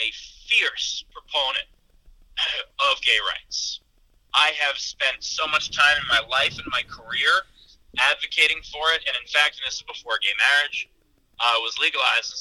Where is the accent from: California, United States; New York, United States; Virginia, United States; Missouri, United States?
New York, United States; New York City; I grew up in Queens, which is the most diverse county in the country